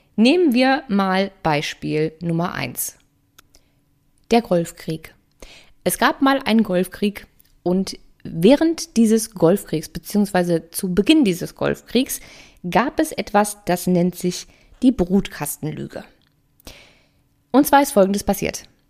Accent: Germany

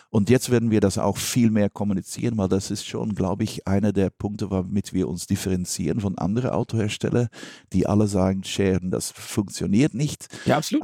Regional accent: Belgium; ich bin Belgier

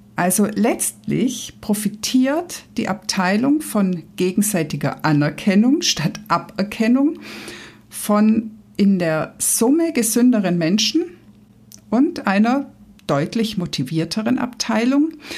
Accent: Swabia, Germany; Ich als Schwabe

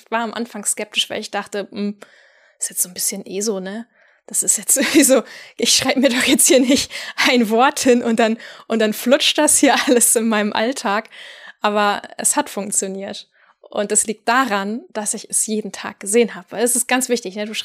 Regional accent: Northern Germany, Germany; Ich als Nordlicht habe zum ersten Mal von Manna gehört, als eine Wiener Kollegin mir im Zoom-Call von dem herrlichen Duft frisch gebackener Mannerwaffeln erzählte

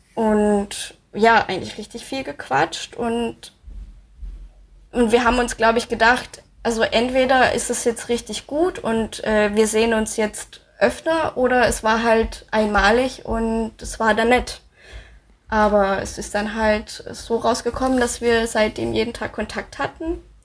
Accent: Baden-Württemberg, Germany; moved away as an adult; also born or lived in Munich / Koblenz / Cologne / Thailand; now in Dresden, Germany; Ich komme aus Baden-Württemberg. Ähm, also mein Vater ist Deutscher, wir sind Schwaben

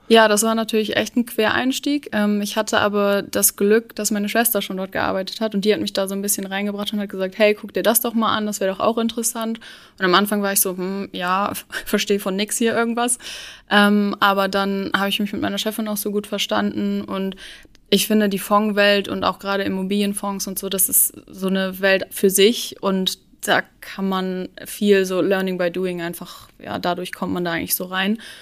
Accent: Cuxhaven, Lower Saxony, Germany; moved away as an adult; also born or lived in Luxembourg; now in Hamburg, Germany; ich komme eigentlich aus Cuxhaven, also ich bin so ein Küstenkind

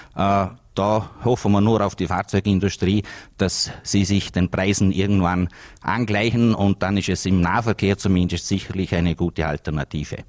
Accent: Vorarlberg, Austria; bei uns in Österreich und auch in Vorarlberg

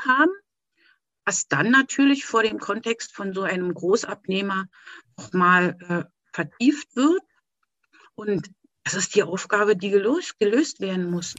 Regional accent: Erkner, Brandenburg, Germany; ich komme aus Erkner bei Berlin

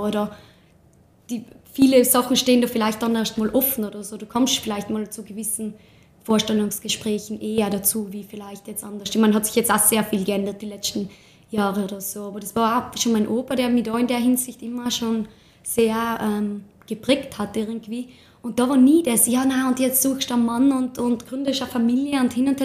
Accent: Tyrol, Austria; hier bei uns in Tirol

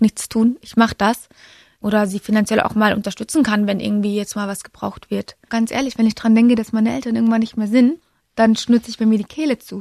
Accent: Munich, Bavaria, Germany; Ich bin ja gebürtige Münchnerin

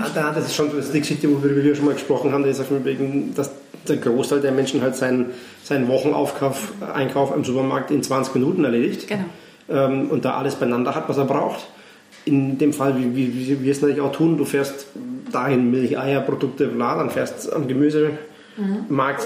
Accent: Neumarkt in der Oberpfalz, Bavaria, Germany; now in Graz, Austria; aus meiner Heimat, aus Neumarkt, also Nähe Nürnberg

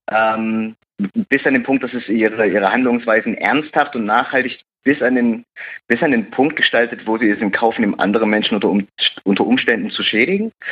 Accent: East Germany, Germany; ich bin in Ostdeutschland aufgewachsen, im Dorf. Äh, ist cool.

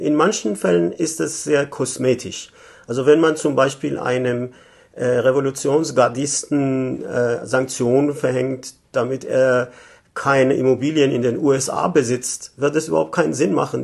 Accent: Tehran, Tehran Province, Iran; moved away as an adult; also born or lived in Germany; now in Vienna, Austria; Ich komme ursprünglich aus dem Iran, war 1967 in Teheran geboren, habe in den 80er Jahren in Deutschland studiert, dann wieder im Iran gearbeitet und seit 2011 lebe ich in Wien

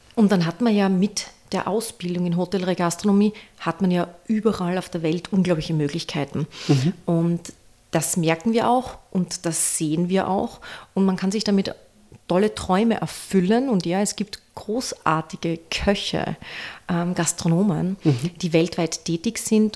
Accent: Styria, Austria; als Steirerin

